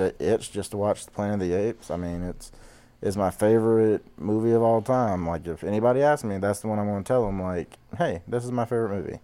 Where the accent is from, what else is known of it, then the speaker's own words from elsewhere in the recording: Georgia, United States; I'm from the deep, dirty south of Georgia